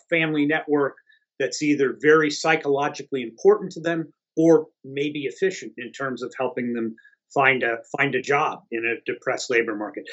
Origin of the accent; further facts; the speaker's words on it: Dayton, Ohio, United States; moved away; where I grew up in near Dayton, Ohio